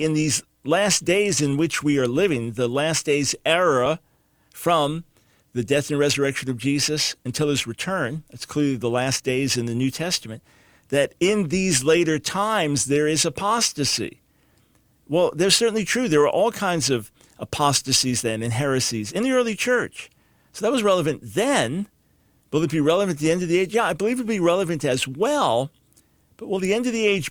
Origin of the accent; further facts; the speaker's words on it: New York, United States; growing up in New York